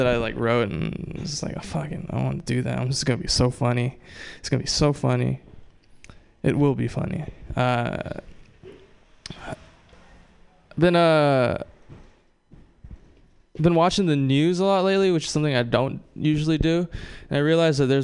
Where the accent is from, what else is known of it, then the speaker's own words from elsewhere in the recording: Oahu, Hawaii, United States; now in Bay Area, United States; I grew up on Oahu, one of the smaller islands.